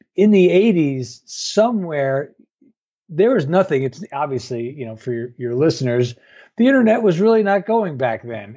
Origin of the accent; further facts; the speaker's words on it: New York, United States; I grew up in New York.